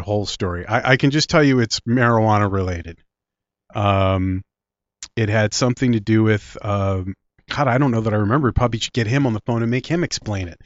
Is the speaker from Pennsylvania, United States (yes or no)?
yes; Philadelphia, Pennsylvania, United States; accent: Philly; also born or lived in Clementon, New Jersey; my Philly accent is really showing now.